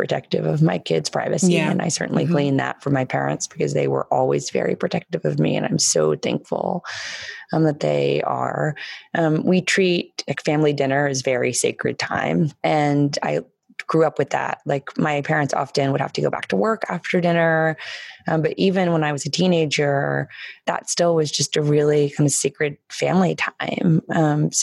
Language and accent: English; Washington, District of Columbia, United States; I have so many wonderful memories of growing up in the White House.